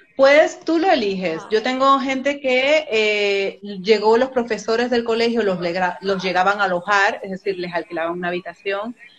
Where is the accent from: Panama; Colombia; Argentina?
Panama; moved away as an adult; also born or lived in France; now in Spain; Y con ese año que me vine, la primera vez desde Panamá